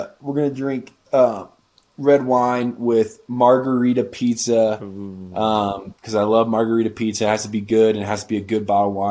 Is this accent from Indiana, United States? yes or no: yes; Indiana, United States; moved away as an adult; now in Denver, United States; my home state in Indiana